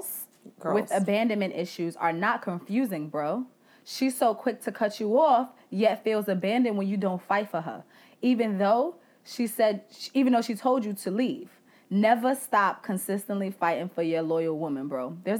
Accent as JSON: {"language": "English", "town": "Bronx", "region": "New York", "country": "United States", "said": "I am from the Bronx."}